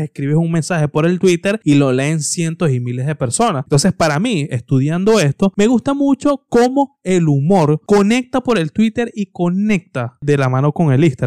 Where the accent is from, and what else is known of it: Venezuela; also born or lived in Tenerife, Spain; now in Spain